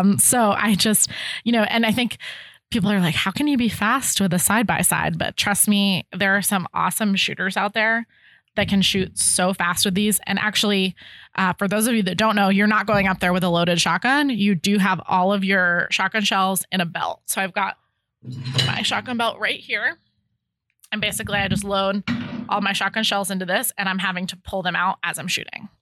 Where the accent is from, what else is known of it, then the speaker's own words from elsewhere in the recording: Connecticut, United States; moved away as an adult; now in Ohio, United States; I'm from Connecticut, so I'm not from Ohio